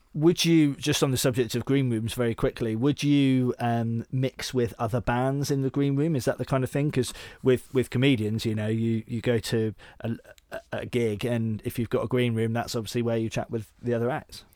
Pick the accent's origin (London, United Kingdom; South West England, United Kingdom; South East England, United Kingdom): South West England, United Kingdom; Devon; moved away as an adult; also born or lived in Bath; so I grew up in Devon, but I moved up to Bath, and when I was about twenty-one